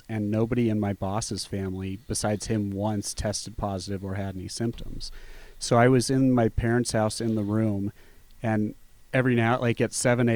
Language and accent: English; Scottsdale, Arizona, United States; I grew up in Scottsdale